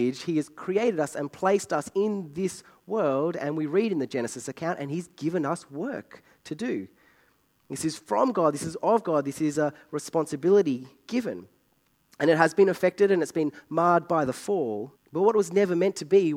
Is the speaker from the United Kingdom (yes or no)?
no; Australia; I'm Australian.